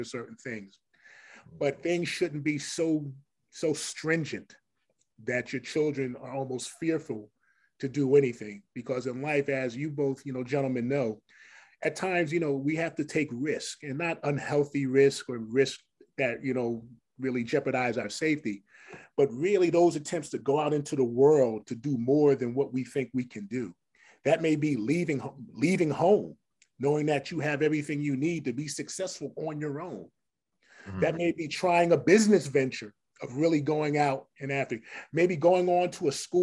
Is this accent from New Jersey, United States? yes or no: yes; Paterson, New Jersey, United States; growing up in City of Patterson